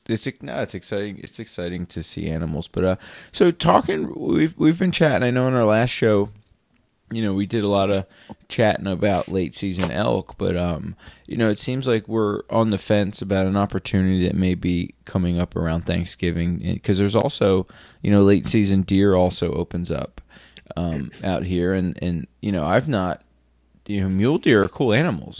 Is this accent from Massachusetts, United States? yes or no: no; Pennsylvania, United States; moved away; I grew up in Pennsylvania where there's Poconos